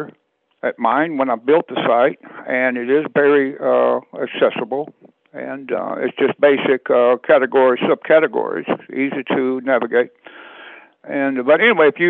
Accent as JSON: {"language": "English", "region": "South Georgia", "country": "United States", "tie": "born or raised there", "moved": "yes"}